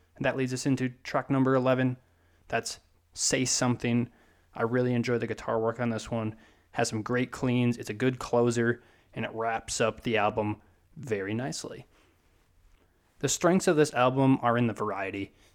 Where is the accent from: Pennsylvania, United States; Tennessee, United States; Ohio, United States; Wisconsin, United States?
Wisconsin, United States; I'm from Wisconsin